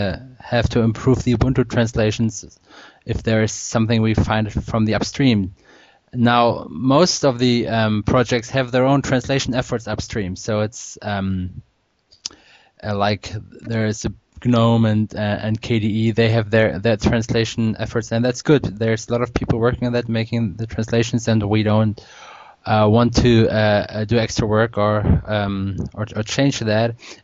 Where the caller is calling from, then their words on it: Pinneberg, Schleswig-Holstein, Germany; English is a second language; I'm speaking from Pinneberg. That's a town near Hamburg in Germany.